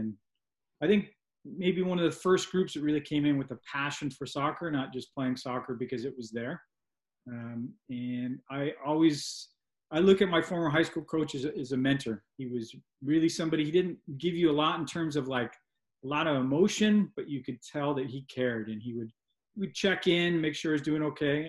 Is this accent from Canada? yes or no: no; Boulder Creek, California, United States; I grew up in Santa Cruz Mountains in Boulder Creek